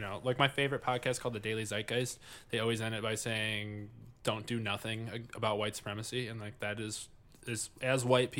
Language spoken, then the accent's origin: English; Livonia, Michigan, United States; moved away; I grew up in Livonia, yeah. Like the whitest city in America at the time.